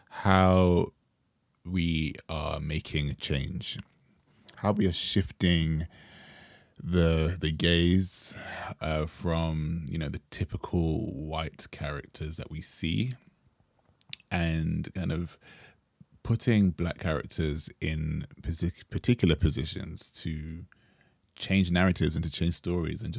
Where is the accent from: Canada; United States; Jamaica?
Jamaica; And we bonded over being Jamaican.